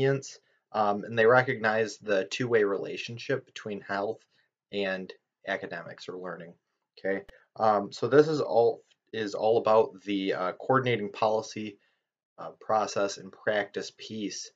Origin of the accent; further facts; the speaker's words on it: Lee Township, Michigan, United States; my hometown, Lee Township, Michigan, population 4,270